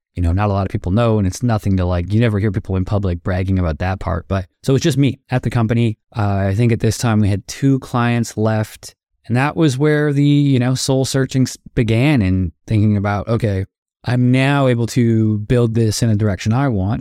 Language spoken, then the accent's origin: English; Toronto, Ontario, Canada; moved away as an adult; also born or lived in Florida, United States; now in Los Angeles, United States; I am a Canadian, now also an American